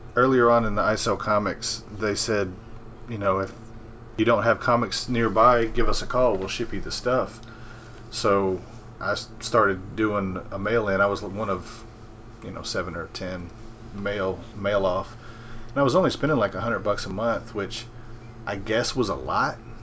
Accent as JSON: {"language": "English", "town": "Memphis", "region": "Tennessee", "country": "United States", "tie": "born or raised there", "moved": "as an adult", "lives_now": "North Mississippi, United States", "said": "I grew up in Memphis"}